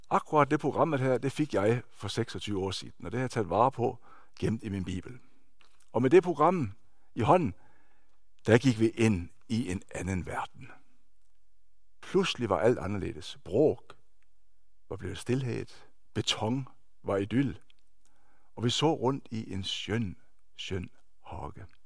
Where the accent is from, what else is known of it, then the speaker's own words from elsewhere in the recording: Denmark; now in Norway; Jeg er født og opvokset i Danmark og har de sidste 25, snart 26 år boet her i Norge. Jeg er norsk gift